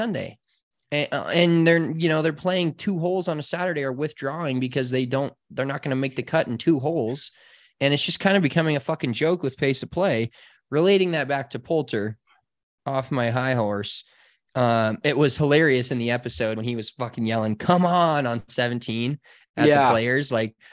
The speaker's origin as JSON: {"language": "English", "country": "United States", "tie": "born or raised there", "said": "not growing up in America"}